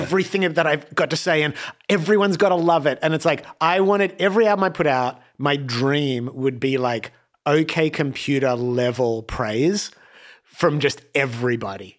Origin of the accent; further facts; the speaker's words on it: Australia; moved away as an adult; now in Los Angeles, United States; when I first came to LA from Australia